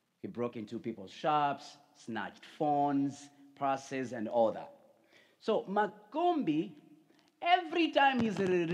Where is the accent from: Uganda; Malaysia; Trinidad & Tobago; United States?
Uganda; moved away; I come from Uganda